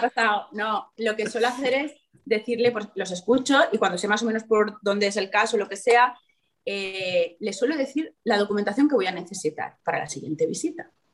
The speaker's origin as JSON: {"language": "Spanish", "town": "Gandia", "region": "Valencian Community", "country": "Spain", "said": "yo soy de Gandía, viene mucho turista, gente de Madrid"}